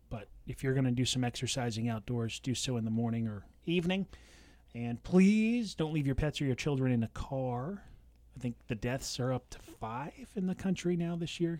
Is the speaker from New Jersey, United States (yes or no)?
no; California, United States; now in Washington, United States; grew up in California